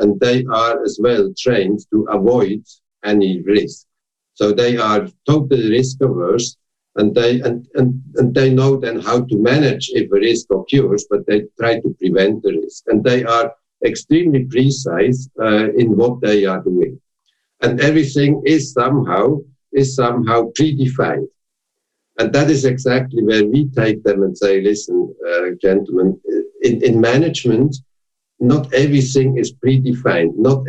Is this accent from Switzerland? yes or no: yes; Switzerland; now in Germany; And when I came from Switzerland, where you have almost no unions, to Germany, and I got the CEO at LTU, that was really a total rethinking